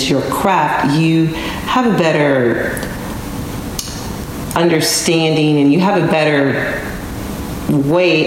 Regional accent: Dallas, Texas, United States; I am originally from Dallas

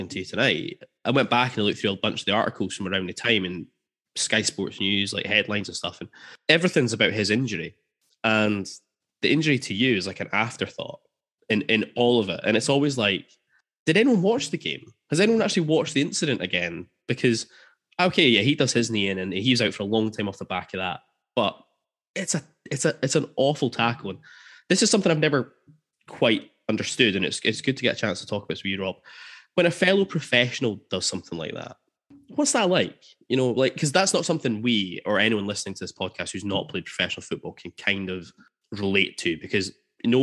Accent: Aberdeen, Scotland, United Kingdom; That's Aberdonians for us

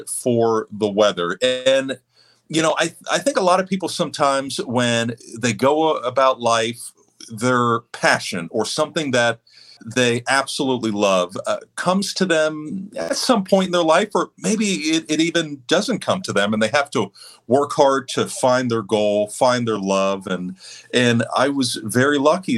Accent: Houston, Texas, United States; moved away as an adult; also born or lived in Central Florida / State College, Pennsylvania; now in Southwest Florida, United States; I moved from Central Florida to Houston. And that's where I was in middle school and high school.

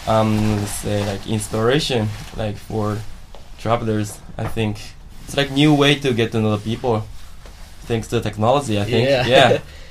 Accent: Japan; first language Japanese; English is a second language; I'm from Japan. I'm studying international study at my university

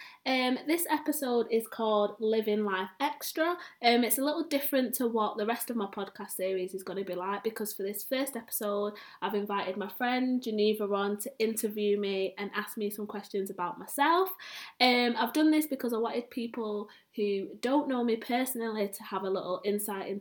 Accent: Manchester, North West England, United Kingdom; I am from Manchester, and within Manchester, I live in Longside

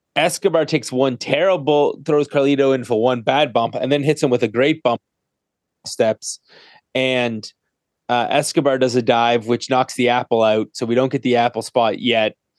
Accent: Canada; I'm Canadian

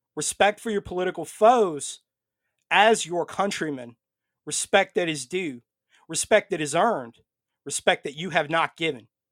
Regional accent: United States; I come to you tonight first as an American

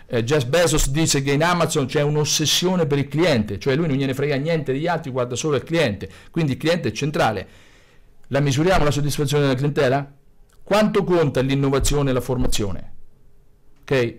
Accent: Grottazzolina, Marche, Italy; sono figlio di contadini e grottese, sono nato a Grottazzolina, vivo a Grottazzolina, quindi Fermano

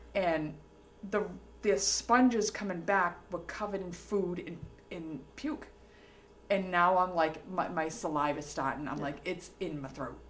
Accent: Revere, Massachusetts, United States; accent: Boston; I'm from Revere

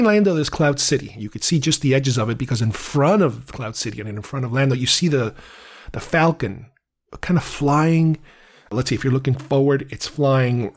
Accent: Uruguay; I'm from Uruguay

